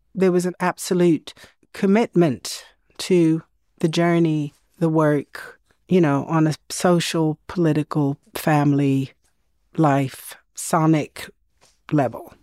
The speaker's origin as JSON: {"language": "English", "country": "Sweden", "tie": "born or raised there", "said": "growing up in Sweden in the seventies"}